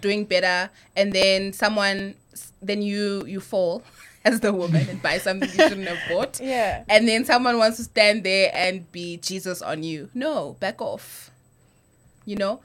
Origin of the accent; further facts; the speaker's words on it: Eastern Cape, South Africa; moved away; I'm from the Eastern Cape, but I mean I live here now